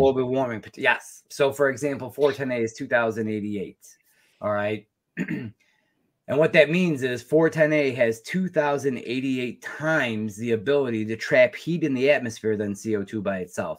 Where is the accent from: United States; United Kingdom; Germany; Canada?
United States; I was a technician from the United States